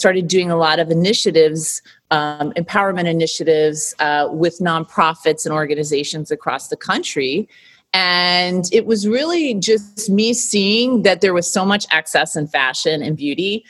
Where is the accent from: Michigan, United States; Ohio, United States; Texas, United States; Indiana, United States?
Michigan, United States; now in New York, United States; growing up in Michigan, coming to New York and working in the fashion and beauty business